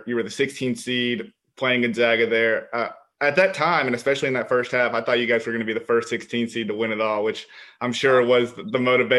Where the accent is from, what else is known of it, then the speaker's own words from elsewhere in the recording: the South, United States; I'm from the South